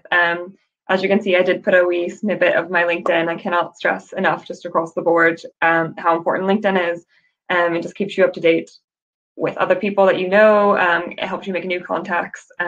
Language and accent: English; United States; now in Northern Ireland, United Kingdom; you can maybe tell from my accent um, i've got a weird blend now but i'm from the united states originally um, and i moved to northern ireland to attend queen's for my master's